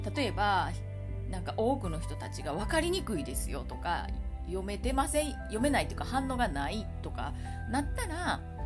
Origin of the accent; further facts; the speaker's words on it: Kansai, Japan; accent: Kansai-ben; 私関西弁喋るのに